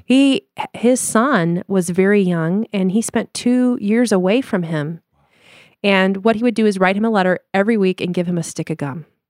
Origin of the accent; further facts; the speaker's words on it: Denver, Colorado, United States; moved away; also born or lived in Chicago / Limburg, Netherlands (family); we're from Denver, Colorado originally, and moved to Chicago